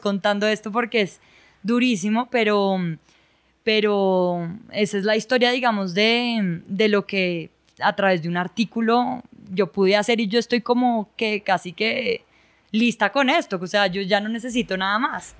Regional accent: Bogotá, Colombia; also born or lived in Ibagué, Colombia; yo nací en Ibagué, pero a los dos meses de estar en Ibagué ya nos vinimos para Bogotá y desde ahí hemos vivido en Bogotá pues toda la vida.

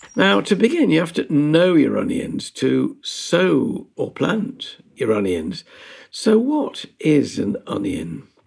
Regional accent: Yorkshire and the Humber, United Kingdom; being a Yorkshireman

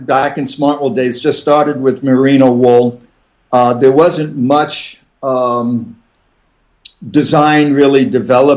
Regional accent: Catskill Mountains, New York, United States; moved away as an adult; also born or lived in Vermont; now in Steamboat Springs, Colorado, United States; I grew up in the Catskill Mountains

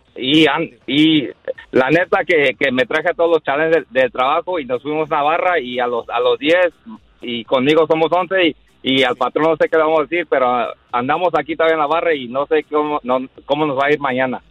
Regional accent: Mexico; now in United States; yo soy de México y mis hijos son de Estados Unidos

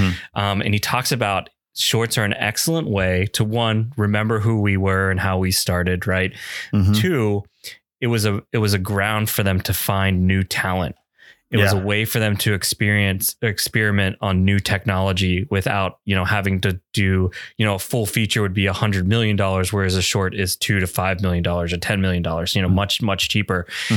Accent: New Jersey, United States; I'm from New Jersey

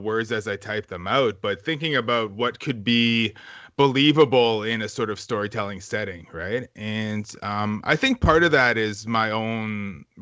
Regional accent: Wasauksing First Nation, Ontario, Canada; growing up on the res

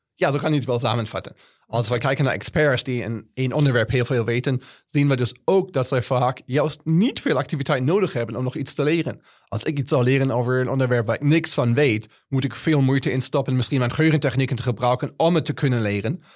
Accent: Germany; Dutch is a second language; now in Netherlands; ik ben Duitser, als je kan horen

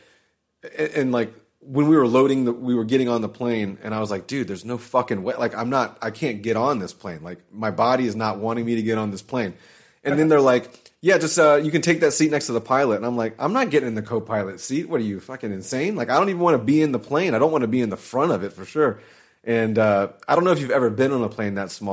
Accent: Jacksonville, Florida, United States; We got some big bridges here. I'm from Jacksonville.

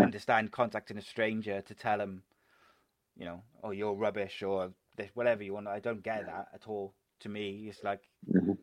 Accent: Cardiff, Wales, United Kingdom; I'm a Cardiff boy

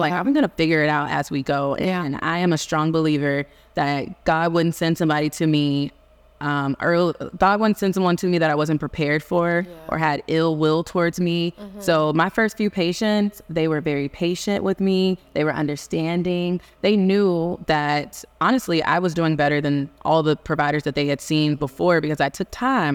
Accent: Houston, Texas, United States; I am from Houston, Texas

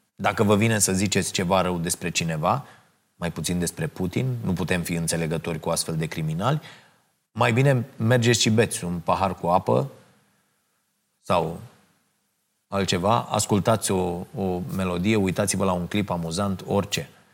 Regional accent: Romania; mândru că sunt român

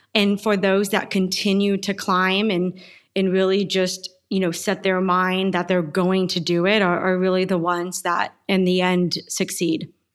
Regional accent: Yuma, Arizona, United States; I was born and raised in Yuma, Arizona.

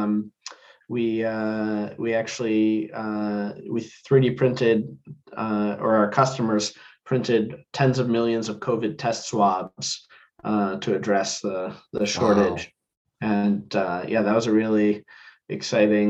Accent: New Jersey, United States; I grew up in New Jersey

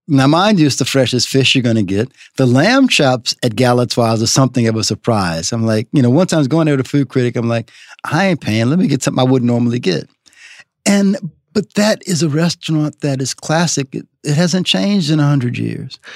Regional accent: New Orleans, Louisiana, United States; moved away as an adult; now in Los Angeles, United States; my hometown with all of my relatives and friends

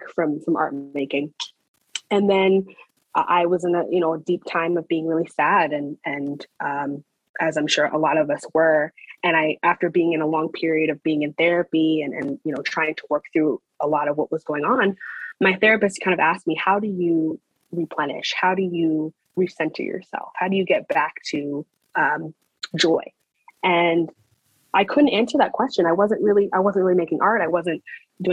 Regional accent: Baltimore, Maryland, United States; also born or lived in Owings Mills, Maryland / New York; I'm Baltimore born and raised. I was born in Sinai Hospital, actually. And I grew up in Baltimore County in Owings Mills

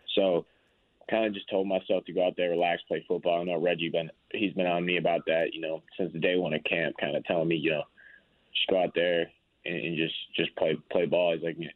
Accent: Chicago, Illinois, United States; now in Indianapolis, United States; I grew up in Chicago

